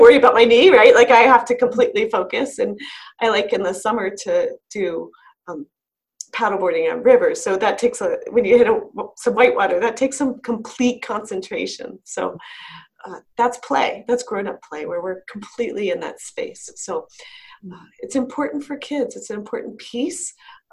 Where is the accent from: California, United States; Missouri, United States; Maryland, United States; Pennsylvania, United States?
Maryland, United States; moved away as an adult; now in Colorado, United States; in the area I grew up outside of DC